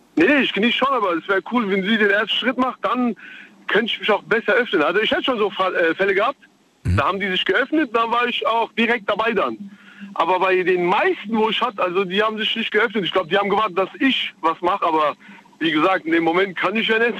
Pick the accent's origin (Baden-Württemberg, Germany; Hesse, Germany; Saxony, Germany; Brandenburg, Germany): Hesse, Germany; Reinheim; ich komme aus Rheinheim.